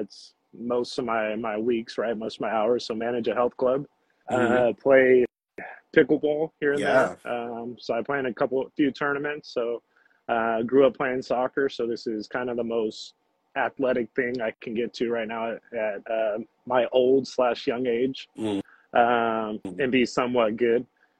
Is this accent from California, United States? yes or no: yes; Manteca, California, United States; also born or lived in Santa Cruz, California; born and raised in Manteca, mm-hmm. Here in the Central Valley. So, yeah, born and raised here, went to high school here, ventured off to Capitola. I was living in Santa Cruz for a few years